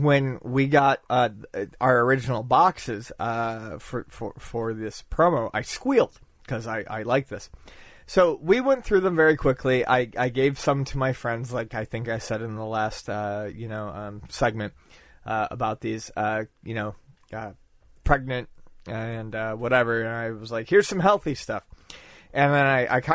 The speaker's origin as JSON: {"language": "English", "town": "Buffalo", "region": "New York", "country": "United States", "tie": "born or raised there", "moved": "yes", "said": "my home in my hometown of Buffalo"}